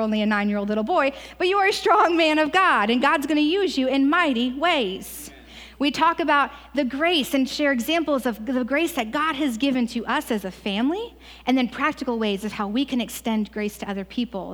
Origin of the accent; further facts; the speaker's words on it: Ohio, United States; moved away; I'm also from Ohio.